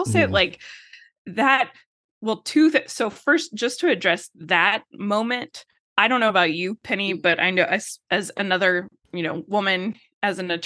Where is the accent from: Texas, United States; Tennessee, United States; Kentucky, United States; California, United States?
Texas, United States; I'm living in Texas, in West Texas. I'm from Texas